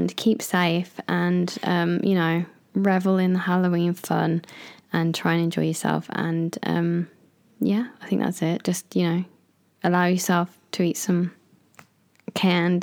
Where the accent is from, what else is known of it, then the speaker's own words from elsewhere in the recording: United Kingdom; moved away as an adult; now in Japan; we are a British couple.